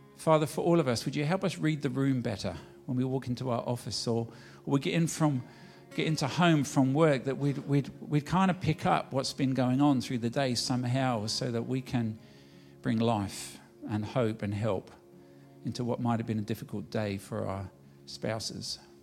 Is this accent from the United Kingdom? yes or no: yes; London, United Kingdom; moved away; I was born in England